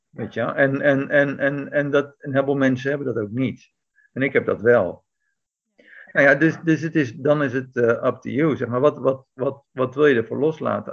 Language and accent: Dutch; Netherlands; moved away as an adult; also born or lived in Belgium; now in Greece; als Nederlander, als Nederlandse bergbeklimmer